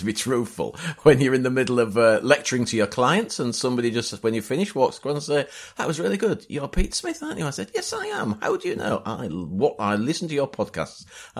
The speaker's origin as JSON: {"language": "English", "region": "Yorkshire and the Humber", "country": "United Kingdom", "accent": "Yorkshire", "said": "my Yorkshire accent"}